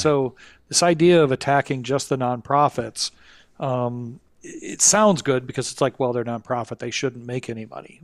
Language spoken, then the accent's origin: English; Kalamazoo, Michigan, United States; my hometown, um, Kalamazoo, Michigan